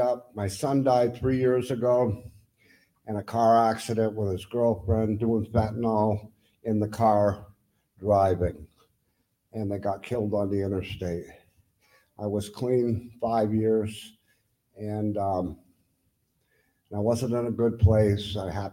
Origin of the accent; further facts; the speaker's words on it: Lindenville, Vermont, United States; I'm from Lindenville, Vermont. I'm 60 years old, almost 61